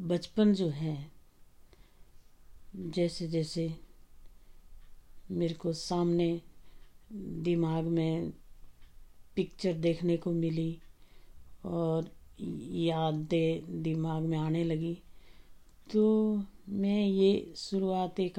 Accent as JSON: {"language": "Hindi", "town": "Dyot", "country": "India", "tie": "born there", "said": "देखिए मेरा जन्म हम्म, पंद्रह नौ तिरसठ में एक छोटे से गांव ताल के किनारे द्योट में हुआ वो हमारा गांव जो है ताल से फेमस हम्म, है ताल के नाम से"}